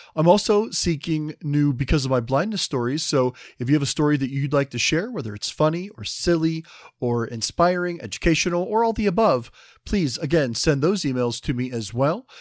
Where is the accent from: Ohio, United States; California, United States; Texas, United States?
Ohio, United States; the Midwest, just outside Cincinnati; I'm from the Midwest myself, just outside Cincinnati